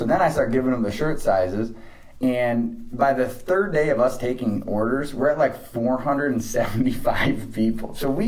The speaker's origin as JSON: {"language": "English", "region": "Michigan", "country": "United States", "also_born_or_lived": "Arizona", "moved": "as an adult", "said": "I'm from Michigan, but I'd spent 9 years in Arizona"}